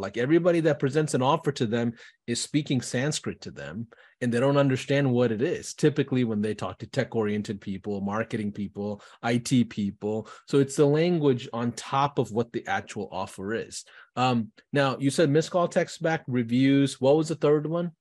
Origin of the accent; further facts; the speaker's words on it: Houston, Texas, United States; I'm from Houston.